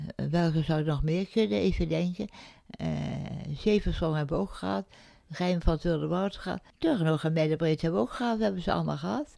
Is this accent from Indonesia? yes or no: yes; Indonesia; moved away; mijn geboorteland Indië